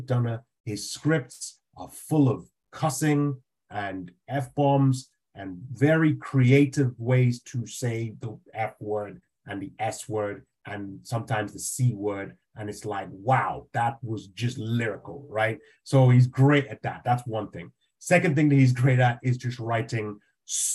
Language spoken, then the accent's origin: English; Nigeria; I grew up in Nigeria